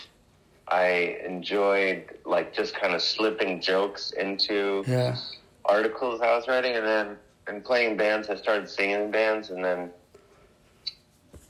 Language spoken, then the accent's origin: English; Cleveland, Ohio, United States; moved away as an adult; now in New York, United States; I'm from Cleveland, Ohio originally